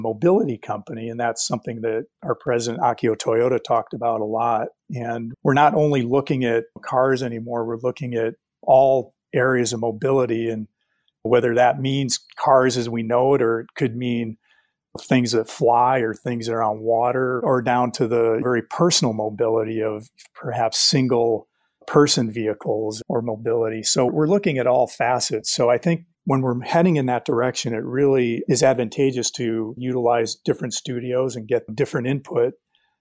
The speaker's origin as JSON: {"language": "English", "town": "Detroit", "region": "Michigan", "country": "United States", "tie": "born or raised there", "said": "being from Detroit, I grew up just outside Detroit"}